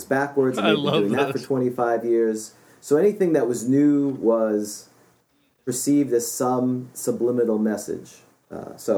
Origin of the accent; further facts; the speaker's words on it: New York City, New York, United States; moved away; also born or lived in Florida; When I grew up in New York City, and then I moved to Florida.